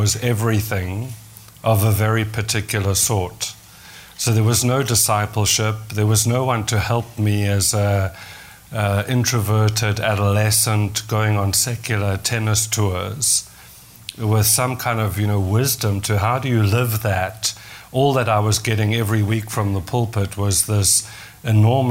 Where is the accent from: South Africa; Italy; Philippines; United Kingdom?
South Africa; first language English; now in Canada; I grew up in South Africa, in the English community in South Africa.